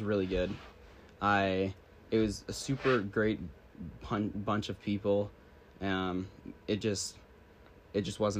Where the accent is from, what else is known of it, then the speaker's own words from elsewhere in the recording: British Columbia, Canada; also born or lived in Creston, British Columbia / United States; I moved here when I was like 2 or 3, so I basically spent my entire life here. And I got to grow up here